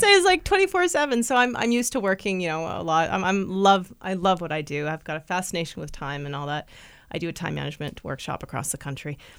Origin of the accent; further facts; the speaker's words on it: Vancouver, British Columbia, Canada; moved away as an adult; also born or lived in Nanaimo; I'm originally from Vancouver